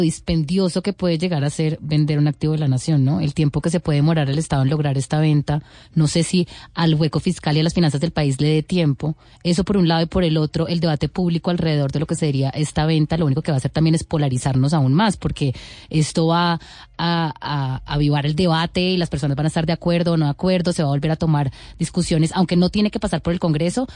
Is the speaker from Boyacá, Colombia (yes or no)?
yes; Duitama, Boyacá, Colombia; Soy de Doitamo, Boyacá